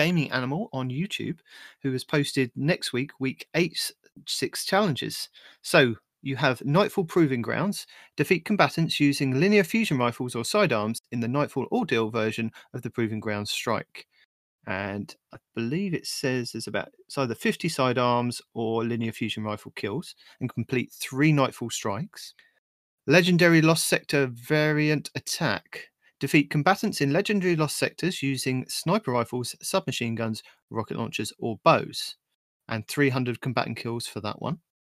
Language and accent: English; United Kingdom; I am your British host